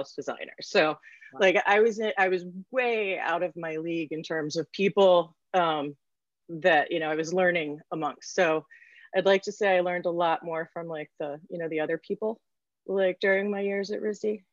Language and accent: English; near Cranbrook Academy, Michigan, United States; I grew up right near Cranbrook Academy